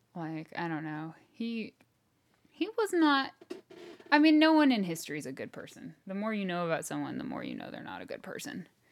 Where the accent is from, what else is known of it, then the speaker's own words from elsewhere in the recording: United States; I'm American.